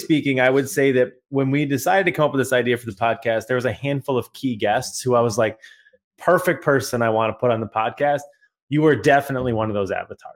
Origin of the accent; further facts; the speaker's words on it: Australia; you get the Australian co-host